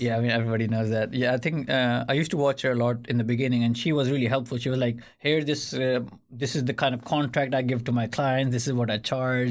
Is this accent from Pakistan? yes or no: yes; Pakistan; now in Sweden; I come from Pakistan.